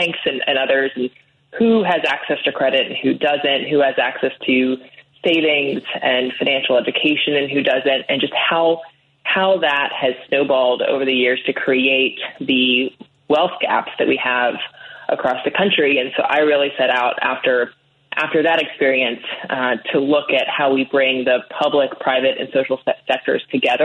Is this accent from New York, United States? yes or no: no; Annapolis, Maryland, United States; I grew up in Annapolis, Maryland